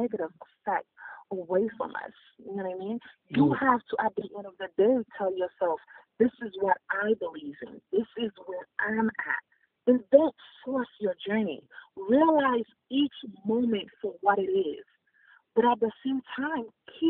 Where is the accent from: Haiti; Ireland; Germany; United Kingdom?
Haiti; also born or lived in Boston, United States; now in Florida, United States; As a first-generation immigrant, for me, the biggest thing is growing up in Haiti.